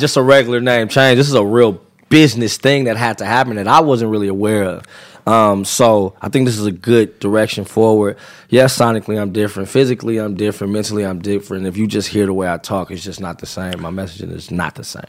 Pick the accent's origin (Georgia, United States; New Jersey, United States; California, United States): California, United States; I'm from California